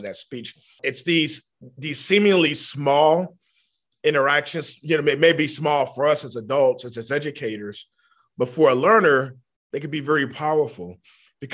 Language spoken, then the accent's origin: English; New Orleans, Louisiana, United States; I was born in New Orleans, Louisiana, in the Ninth Ward in particular